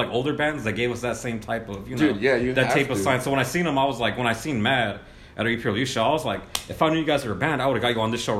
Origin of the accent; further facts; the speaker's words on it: Los Angeles, California, United States; we're just from the harbor.